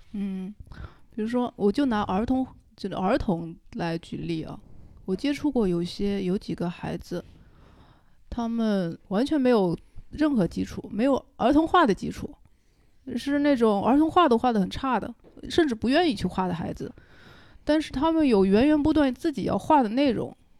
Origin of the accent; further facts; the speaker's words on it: Wenzhou, Zhejiang, China; now in Zhujiajiao, China; 我来自温州一个叫龙湾的地方 靠近机场有个叫沙北的村子